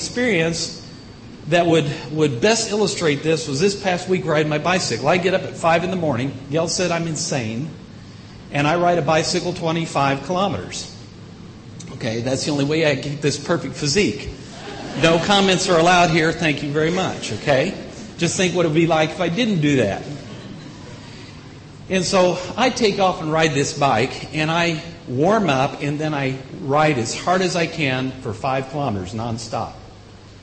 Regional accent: Indiana, United States; moved away; also born or lived in Illinois; I grew up in Indiana, moved to Illinois

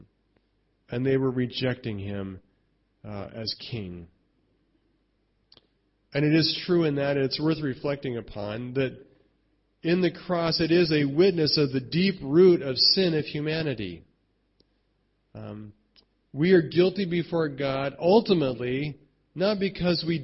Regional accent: United States; I'm American

